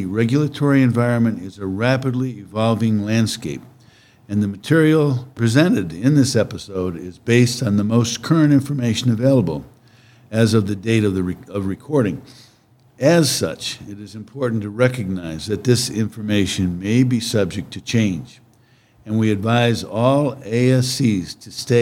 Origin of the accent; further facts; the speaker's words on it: Ohio, United States; moved away; I'm originally from Ohio